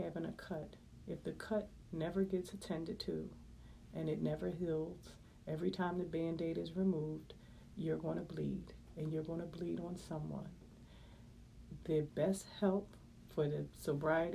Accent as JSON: {"language": "English", "town": "Philadelphia", "region": "Pennsylvania", "country": "United States", "tie": "born or raised there", "said": "I'm born and raised in West Philadelphia"}